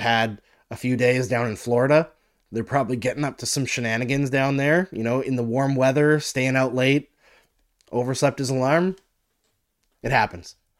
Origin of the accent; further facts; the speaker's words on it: Saskatchewan, Canada; also born or lived in Alberta; I grew up in Saskatchewan and Alberta.